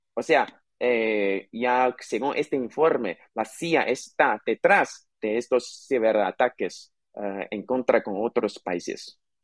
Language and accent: Spanish; China; nuestro país, contra China